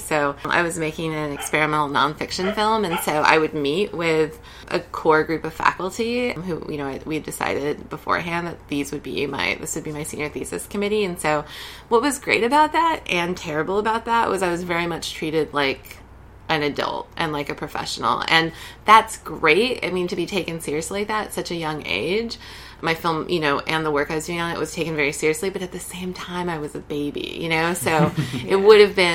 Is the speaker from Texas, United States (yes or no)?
yes; San Antonio, Texas, United States; moved away as an adult; also born or lived in Olympia, Washington; now in New York, United States; I grew up in San Antonio, Texas